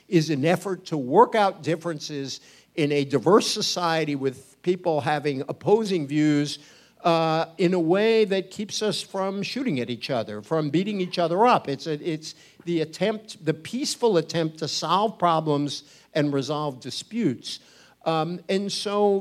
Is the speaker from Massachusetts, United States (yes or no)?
yes; Fall River, Massachusetts, United States; I grew up in a factory town in Massachusetts called Fall River.